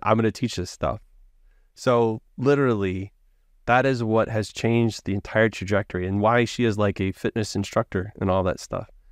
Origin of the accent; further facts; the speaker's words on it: Hewitt, Texas, United States; I grew up in Hewitt